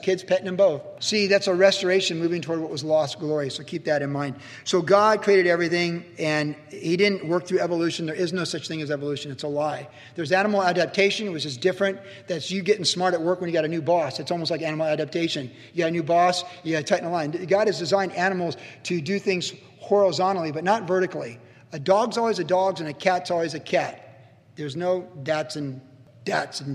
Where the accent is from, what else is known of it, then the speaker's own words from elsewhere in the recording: Quantico, Virginia, United States; also born or lived in Cleveland, Ohio; as a kid growing up in Quantico